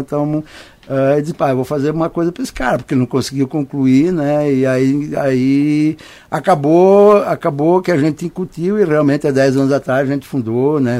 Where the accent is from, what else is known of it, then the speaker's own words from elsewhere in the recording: Serra Gaúcha, Rio Grande do Sul, Brazil; moved away as an adult; now in Americana, Brazil; Nós somos do Rio Grande do Sul